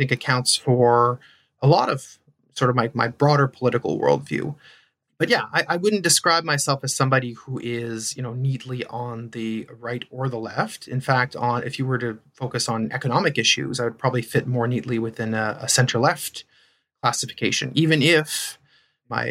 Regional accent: Ontario, Canada; first language French; English is a second language; I grew up in Ontario, actually, so I'm a Franco-Ontarian.

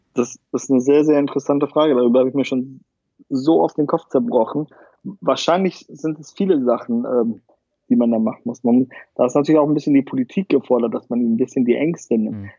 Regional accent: Pansdorf, Schleswig-Holstein, Germany; moved away; ich bin in Panzdorf aufgewachsen, das ist 16 Kilometer von Lübeck

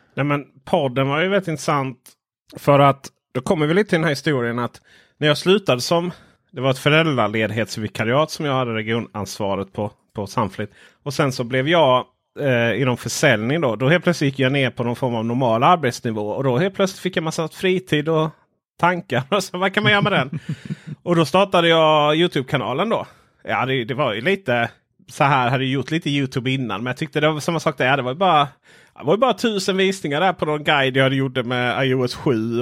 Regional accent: Stenjulsmåla, northern Ronneby municipality, Blekinge, Sweden; moved away; Jag kommer från Stenjulsmåla, denna världsmetropol.

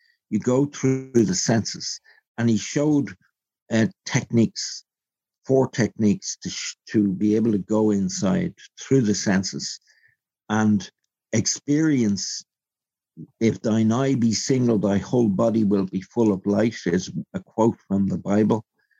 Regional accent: Belfast, Northern Ireland, United Kingdom; born there; even though I was born on the Falls Road.

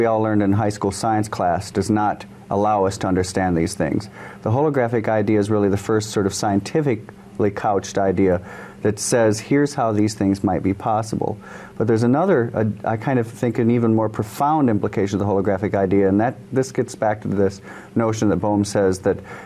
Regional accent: Michigan, United States; I grew up in Michigan.

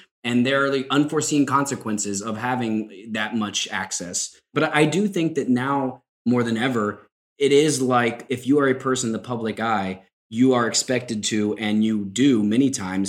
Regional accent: Kentucky, United States; moved away; also born or lived in Madrid; born and raised in Kentucky. It's obviously a very religious place in many parts.

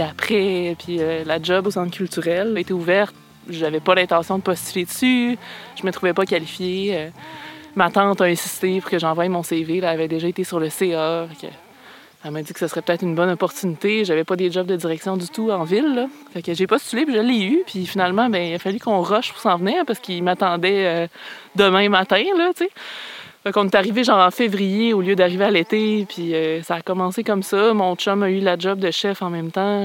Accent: Quebec City, Quebec, Canada; moved away as an adult; also born or lived in Anse-au-Griffon, Quebec; now in Gaspé, Canada; je suis née à Québec

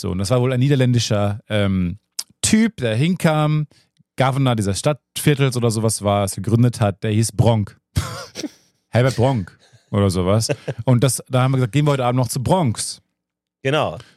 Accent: Cologne, North Rhine-Westphalia, Germany; in der Welt rumzureisen und zu sagen, ich komme aus Cologne

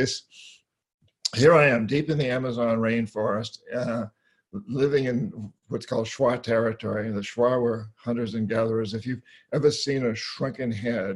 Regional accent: New Hampshire, United States; moved away; I grew up in New England, New Hampshire. I come from over 300 years of Yankees in that part of the world

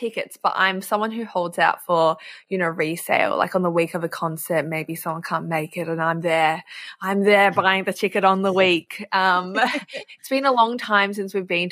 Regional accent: Melbourne, Victoria, Australia; accent: Aussie; I grew up in Melbourne, quite multicultural

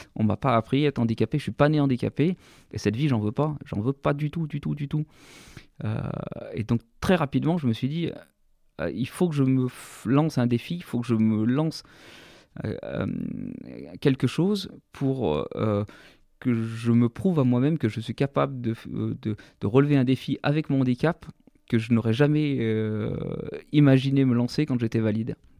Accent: Sassenage, Auvergne-Rhône-Alpes, France; also born or lived in Saint-Imier; Je suis né à Sassenage. J'ai fait toute ma scolarité, mon enfance euh, et toutes mes premières euh, opérations euh, sportives et même professionnelles sur, sur la commune de Sassenage.

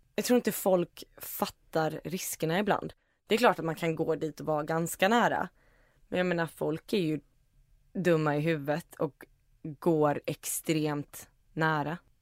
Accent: Iceland; moved away; jag är ju från Island

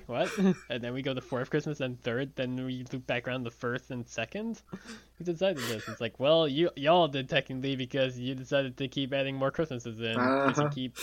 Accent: Long Island, New York, United States; where I grew up on Long Island

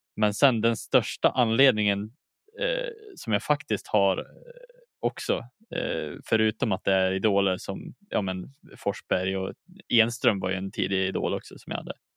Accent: Dalarna County, Sweden; also born or lived in Umeå; jag är inte född i Dalarna heller, utan jag är född i Umeå

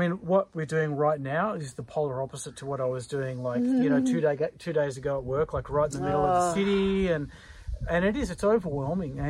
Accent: Orange, New South Wales, Australia; I grew up in Orange

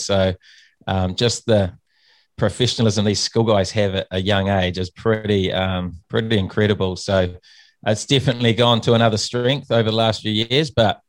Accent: Nelson, New Zealand; also born or lived in Auckland; I was born in Auckland, grew up in Nelson, New Zealand, top of the South Island.

